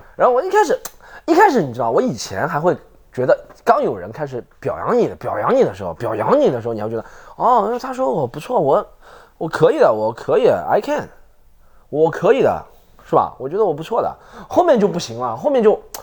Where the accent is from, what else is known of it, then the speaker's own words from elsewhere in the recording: Shanghai, China; accent: Shanghai; 你们对上海，就我这个口音的人